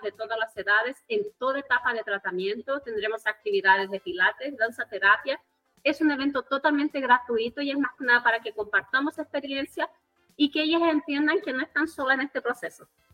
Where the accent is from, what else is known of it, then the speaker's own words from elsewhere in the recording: Chile; soy bra chilena tengo 38 años